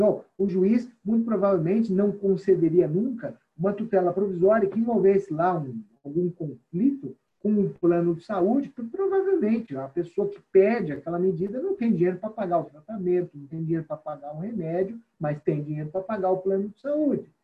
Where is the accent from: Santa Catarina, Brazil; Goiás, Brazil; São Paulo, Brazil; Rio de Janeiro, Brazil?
São Paulo, Brazil; o nosso estado de São Paulo